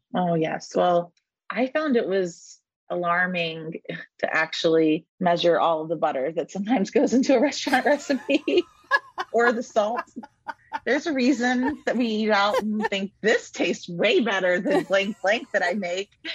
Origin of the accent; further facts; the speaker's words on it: Texas, United States; growing up in Texas